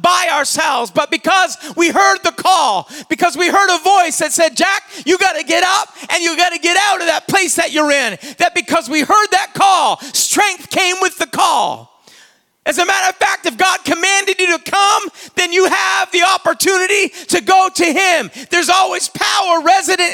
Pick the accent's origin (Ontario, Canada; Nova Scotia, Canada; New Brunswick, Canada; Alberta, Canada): New Brunswick, Canada; Saint John; I'd say I'm a Canadian. I was born in Canada. I was born in St. John, New Brunswick, October the 11th, 1971